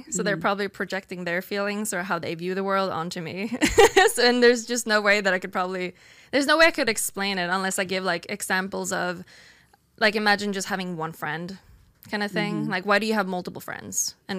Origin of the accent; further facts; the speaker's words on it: Sweden; English is a second language; so I'm from Sweden, where we are a lot more, we're not as religious.